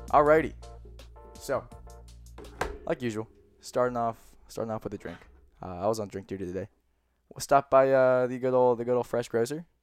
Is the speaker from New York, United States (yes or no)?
no; New Jersey, United States; also born or lived in Pennsylvania; I'm from I'm from Philly. I'm from New Jersey. We say soda